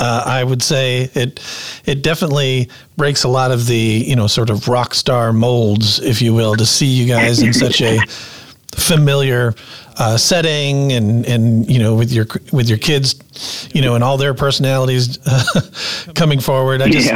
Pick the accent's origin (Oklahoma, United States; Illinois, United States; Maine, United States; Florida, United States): Illinois, United States; Chicago; and I'm from the Chicago area.